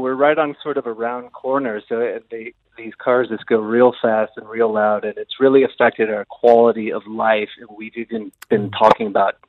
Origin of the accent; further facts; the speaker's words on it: Berkeley, California, United States; now in Gisborne, New Zealand; From Northern California, Berkeley, California.